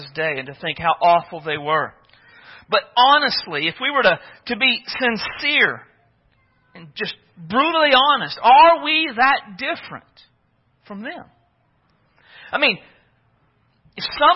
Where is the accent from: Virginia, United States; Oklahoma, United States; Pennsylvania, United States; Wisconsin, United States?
Oklahoma, United States; moved away; I was from Oklahoma